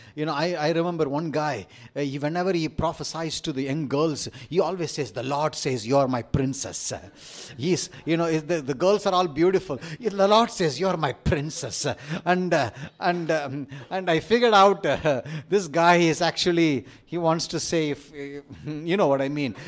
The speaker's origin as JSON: {"language": "English", "country": "India", "accent": "Indian", "said": "my Indian accent"}